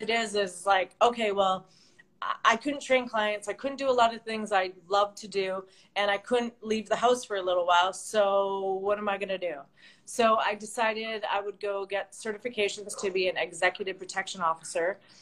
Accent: Vancouver, British Columbia, Canada; moved away as an adult; now in Los Angeles, United States; I'm uh, originally from Vancouver, BC, Canada. So I am a Canadian, A, as everybody always says

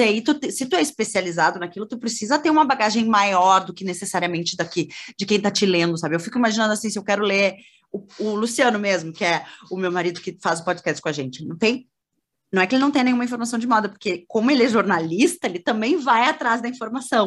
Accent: Porto Alegre, Rio Grande do Sul, Brazil; also born or lived in Cruz Alta; Eu sou sou gaúcha, sou de, de Cruz Alta, que é uma cidade do interior do Rio Grande do Sul. Uhum. Minha família toda é de lá, mas é, eu na, quando eu nasci, os meus pais já moravam em Porto Alegre

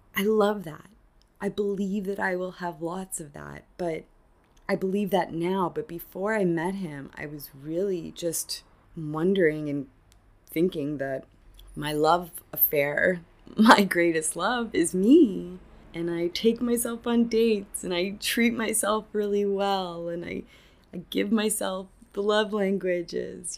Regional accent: Canada; now in Argentina; I'm Canadian

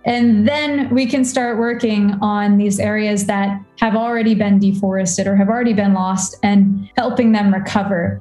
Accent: Warrenton, Virginia, United States; also born or lived in Washington, D.C.; I grew up in Warrenton, Virginia, which is a, a rural county in, in um, the eastern side of America

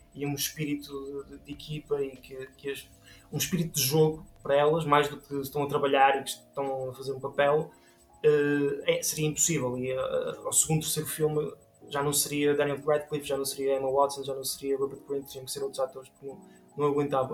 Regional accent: Portugal; somos portugueses

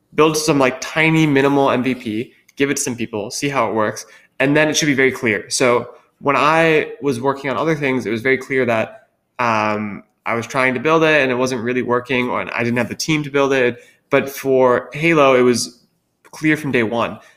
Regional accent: Wisconsin, United States; moved away as an adult; also born or lived in Philadelphia; I grew up in Wisconsin, which is where my family lives, where I went to high school.

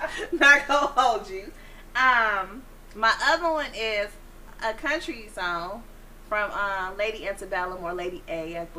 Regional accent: Chicago, Illinois, United States

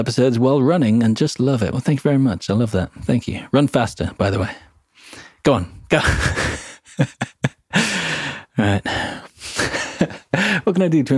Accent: England, United Kingdom; accent: vaguely British; I'm English

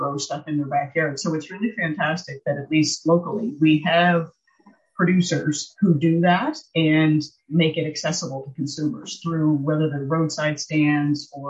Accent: Nova Scotia, Canada; born or raised there

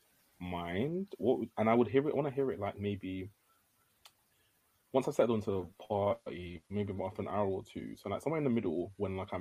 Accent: Nigeria; I'm a Nigerian.

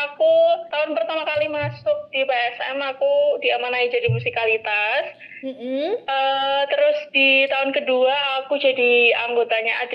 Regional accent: Yogyakarta, Special Region of Yogyakarta, Indonesia; accent: medok; Terus aku kelihatan banget ya dari suaranya dah medok banget jadi pasti aku dari Jogja

